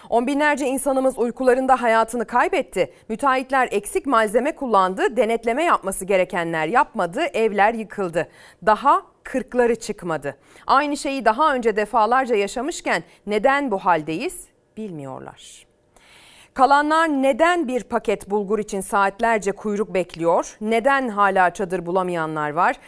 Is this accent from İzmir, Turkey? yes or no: yes; İzmir, Turkey; memleketimle alakalı